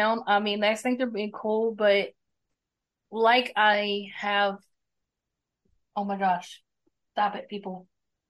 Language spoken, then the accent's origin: English; Greenville, United States; Greenville, obviously my hometown